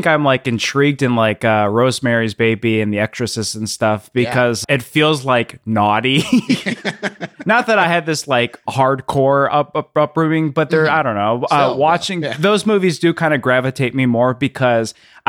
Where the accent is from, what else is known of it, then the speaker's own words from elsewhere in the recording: Illinois, United States; I grew up in the outside of Chicago, and it, I don't know, it just felt so like wandering through the woods and then like kind of being scared at the same time.